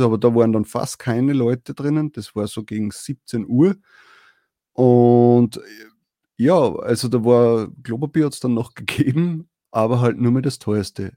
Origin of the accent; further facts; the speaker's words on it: Austria; bei uns in Österreich